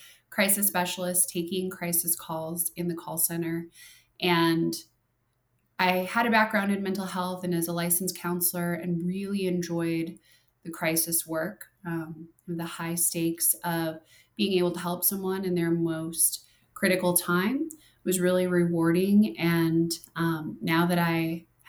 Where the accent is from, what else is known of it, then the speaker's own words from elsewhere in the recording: Minnesota, United States; now in Arizona, United States; I'm from Minnesota